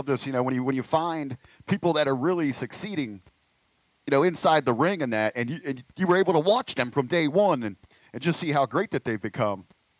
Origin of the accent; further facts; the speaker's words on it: Southern Ohio, United States; I grew up in Southern Ohio